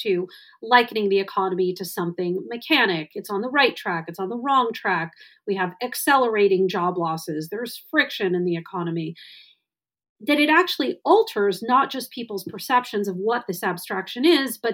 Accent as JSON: {"language": "English", "region": "Wisconsin", "country": "United States", "tie": "born or raised there", "said": "my home state of Wisconsin"}